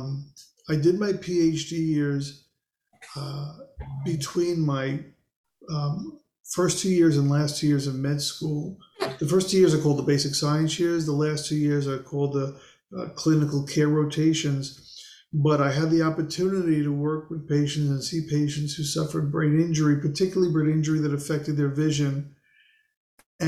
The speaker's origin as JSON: {"language": "English", "town": "New York City", "region": "New York", "country": "United States", "tie": "born or raised there", "also_born_or_lived": "Lancaster, Pennsylvania / Baltimore, Maryland", "moved": "as an adult", "said": "I grew up in Queens, New York"}